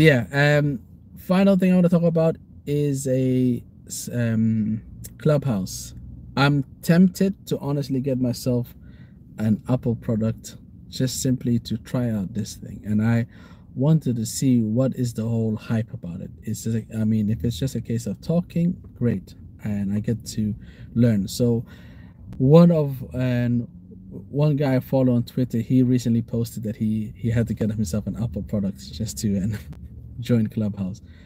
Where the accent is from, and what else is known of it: Somaliland, Somalia